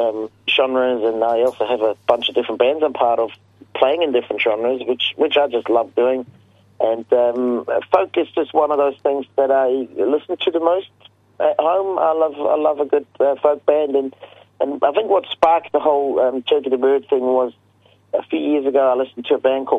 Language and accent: English; Switzerland; moved away as an adult; now in New Zealand; I'm originally from Switzerland. That's where I was born, and that's where I left till was in my late 20s.